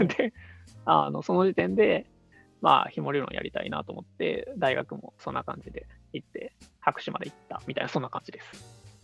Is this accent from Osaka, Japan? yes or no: yes; Osaka, Japan; 大阪出身であのナンバーの